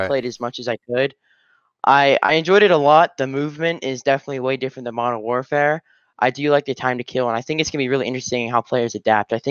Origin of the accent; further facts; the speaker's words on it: Colorado, United States; I'm from Colorado, and I play for Captain Academy